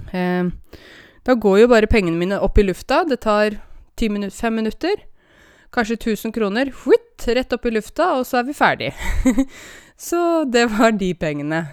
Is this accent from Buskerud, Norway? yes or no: yes; Åmot, Buskerud, Norway; now in Oslo, Norway; Og det at jeg kommer fra Åmot, i Modum, i Buskerud, det kan man aldri ta bort fra meg